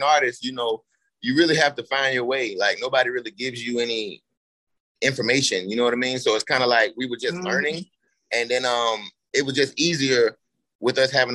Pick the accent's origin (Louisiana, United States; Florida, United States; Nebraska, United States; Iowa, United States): Florida, United States; also born or lived in Barbados / Nigeria; I'm actually from Florida